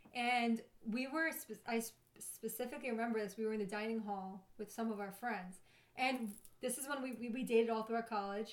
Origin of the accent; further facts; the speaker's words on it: New York City, New York, United States; moved away; also born or lived in Baltimore / San Diego; Staten Island